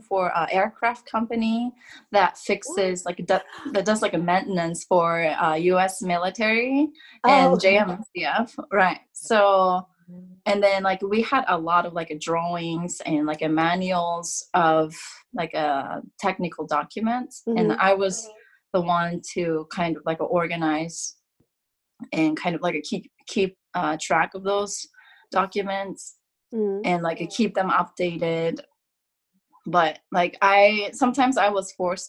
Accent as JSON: {"language": "English", "region": "Kanagawa", "country": "Japan", "moved": "as an adult", "lives_now": "Ohio, United States", "said": "So I used to live in Kanagawa. I'm from Kanagawa originally."}